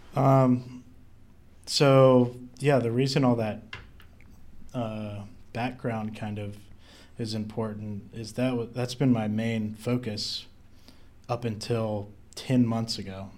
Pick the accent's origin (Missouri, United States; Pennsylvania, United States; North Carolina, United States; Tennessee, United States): North Carolina, United States; I'm originally from North Carolina